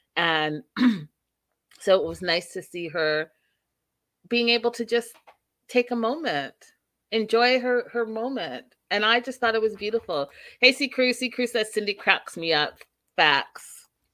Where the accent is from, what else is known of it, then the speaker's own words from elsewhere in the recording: Canada; now in United States; even as a Canadian and coming to America